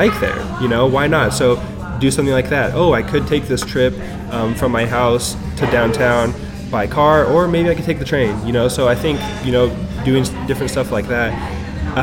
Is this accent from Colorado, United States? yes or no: yes; Colorado, United States; moved away as an adult; also born or lived in Canada; now in Charlotte, United States; I was born in Canada, but from the time I was 7 all the way through college, I lived in Colorado.